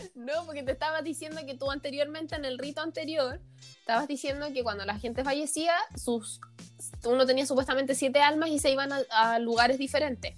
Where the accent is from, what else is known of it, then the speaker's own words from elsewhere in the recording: Chile; nosotros como sociedad chilena